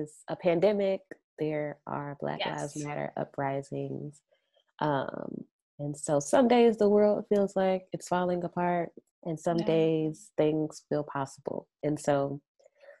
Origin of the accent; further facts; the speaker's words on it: St. Louis, Missouri, United States; moved away as an adult; also born or lived in Evanston, Illinois; my mother is a fashion designer back home in my hometown of St. Louis, Missouri